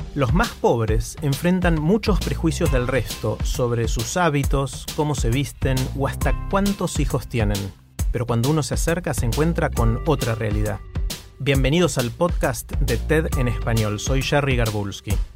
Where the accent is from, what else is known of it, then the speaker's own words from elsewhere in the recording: Bahía Blanca, Buenos Aires Province, Argentina; soy de Villa Caracol, una de las villas más pobres de Bahía Blanca, donde yo crecí no había baño